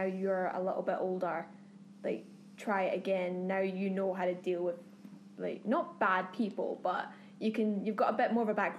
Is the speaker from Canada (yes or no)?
no; Bothwell, Scotland, United Kingdom; moved away as an adult; now in Los Angeles, United States; I'm originally from Bothwell, which is just outside of Glasgow.